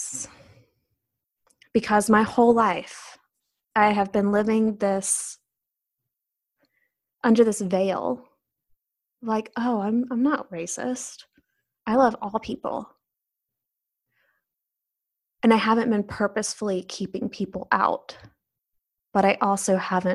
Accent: the South, United States; growing up in the South

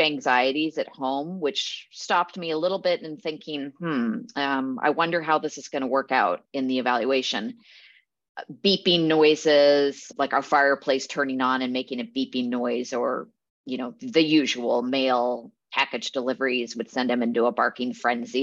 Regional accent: Eugene, Oregon, United States; now in Portland, United States; I grew up in Eugene, so not too far from here

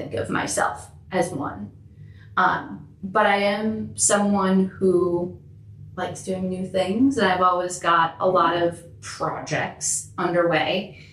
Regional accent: Minneapolis, Minnesota, United States; About 9 blocks from here.

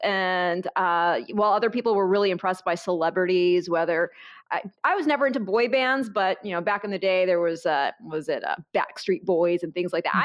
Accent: Michigan, United States; I grew up in Michigan in a very small town

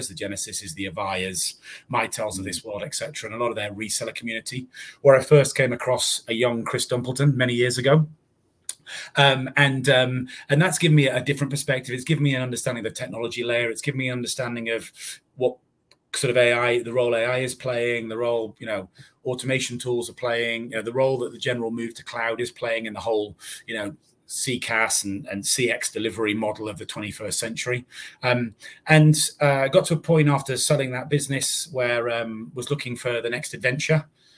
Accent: North East England, United Kingdom; accent: Northeast; growing up in the Northeast as a kid, I used to have a very fast, impenetrable accent. I've now just got a very fast accent.

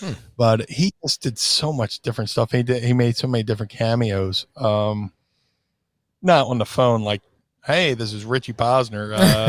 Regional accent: Atlantic City, New Jersey, United States; I grew up in Atlantic City.

